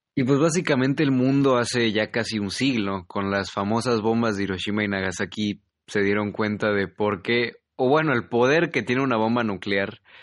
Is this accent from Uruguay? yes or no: no; Mexico; que soy mexicano.